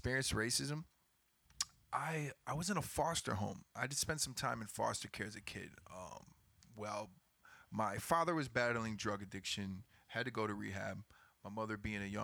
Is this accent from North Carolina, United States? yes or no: no; Houston, Texas, United States; also born or lived in Binghamton, New York; when I was about 4 years old, my parents moved to Houston, Texas